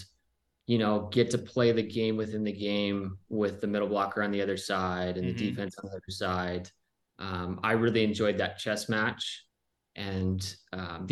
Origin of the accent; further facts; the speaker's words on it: Southern California, United States; also born or lived in Pennsylvania; I was from Southern California.